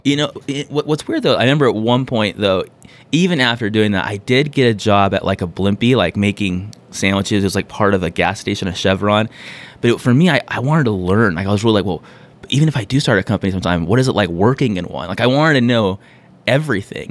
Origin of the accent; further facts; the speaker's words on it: San Diego, California, United States; born and raised in San Diego.